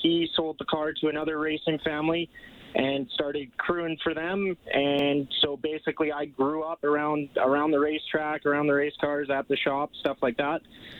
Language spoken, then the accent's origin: English; Grand Prairie, Alberta, Canada; Grand Prairie, Alberta.